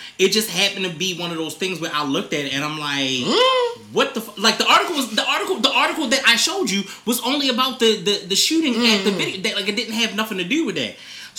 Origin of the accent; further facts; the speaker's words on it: Baltimore, Maryland, United States; Not because the bias, because I'm from Baltimore.